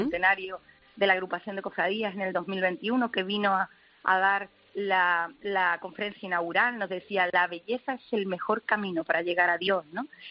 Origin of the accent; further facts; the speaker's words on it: Málaga, Andalusia, Spain; a la Pollinica de Málaga y efectivamente ha sido un legado familiar bueno, desde chica